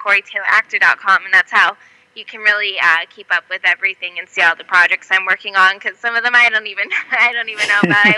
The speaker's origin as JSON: {"language": "English", "town": "Las Vegas", "region": "Nevada", "country": "United States", "tie": "born or raised there", "said": "I'm born and raised in Vegas, but most of my family's from New York."}